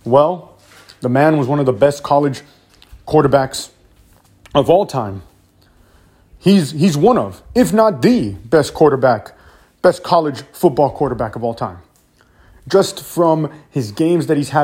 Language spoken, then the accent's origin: English; Miami, Florida, United States; my hometown team, the Miami Dolphins